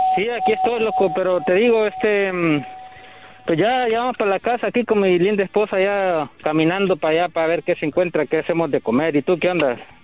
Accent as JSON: {"language": "Spanish", "country": "Honduras", "said": "Yo, yo soy catracho, loco, soy de Honduras"}